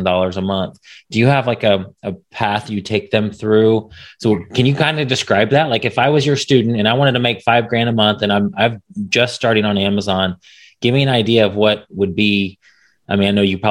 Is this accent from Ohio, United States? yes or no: no; Indianapolis, Indiana, United States; now in Dallas, United States; I'm from Dallas area, but originally from Indianapolis and the Indianapolis area